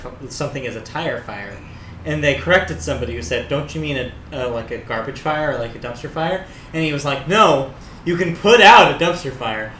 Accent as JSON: {"language": "English", "country": "United States", "said": "as an American"}